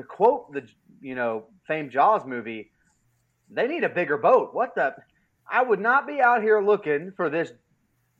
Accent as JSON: {"language": "English", "region": "Florida", "country": "United States", "said": "I'm from Florida"}